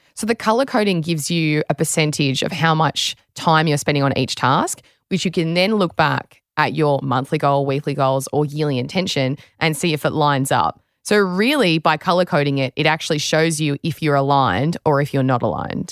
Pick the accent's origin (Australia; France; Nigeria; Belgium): Australia